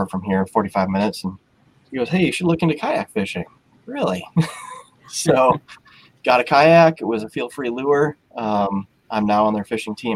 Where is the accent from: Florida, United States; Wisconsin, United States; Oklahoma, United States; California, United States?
Wisconsin, United States; near Madison, Southwest; moved away as an adult; now in Spring Valley, United States; I grew up down in Southwest Wisconsin, down by Madison, kind of the Driftless area.